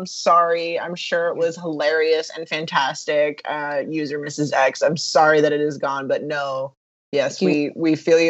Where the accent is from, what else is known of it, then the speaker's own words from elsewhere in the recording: Southern California, United States; I am born and raised in Southern California